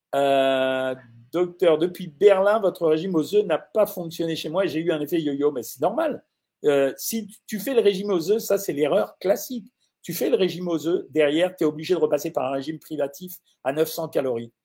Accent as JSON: {"language": "French", "town": "Orange", "region": "Provence-Alpes-Côte d'Azur", "country": "France", "tie": "born or raised there", "said": "je suis né à Orange"}